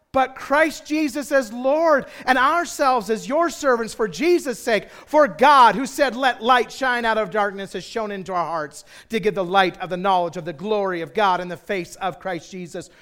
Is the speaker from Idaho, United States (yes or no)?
yes; Twin Falls, Idaho, United States; I grew up in Twin Falls, Idaho